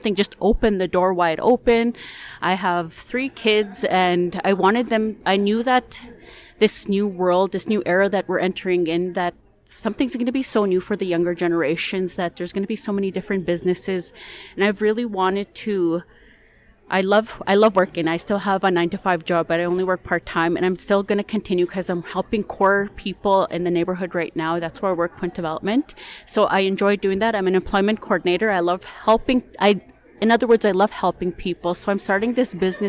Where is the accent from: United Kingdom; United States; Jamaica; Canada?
Canada; Makwa Sahgaiehcan, Saskatchewan; moved away; I'm originally from Maquisagagan